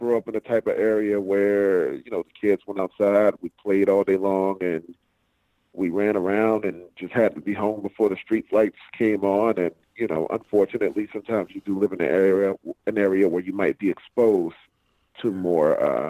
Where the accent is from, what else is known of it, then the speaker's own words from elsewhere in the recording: Miami, Florida, United States; moved away; I am born and raised in Miami, Florida, Dade County.